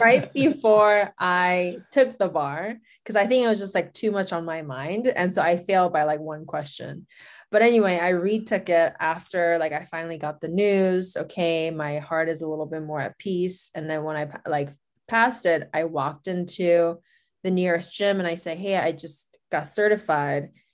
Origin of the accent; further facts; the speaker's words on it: South Korea; moved away as an adult; also born or lived in Los Angeles / Boston / Chicago / Las Vegas; I'm Korean, and I was raised in Korea. I was born in Los Angeles, but I was born in, I mean, I mean, I was raised in South Korea